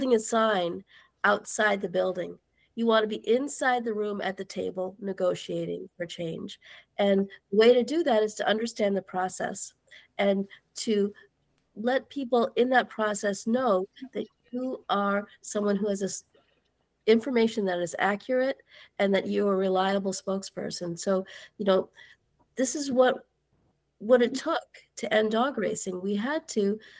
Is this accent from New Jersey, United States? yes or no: yes; New Jersey, United States; I'm from New Jersey